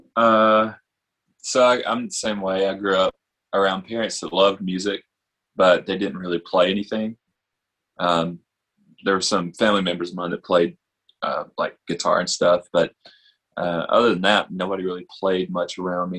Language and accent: English; Tuscumbia, Alabama, United States; also born or lived in Florence, Alabama / Nashville, Tennessee; I grew up over in Tuscumbia um, and kind of Florence, back and forth between those two